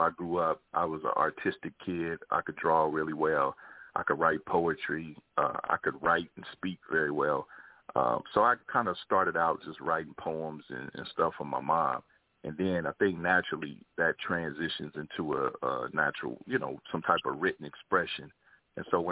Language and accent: English; Kansas City, Missouri, United States; moved away as an adult; now in Los Angeles, United States; I moved to Los Angeles, because I'm originally from Kansas City, Missouri, so I moved to L.A. like 20 years ago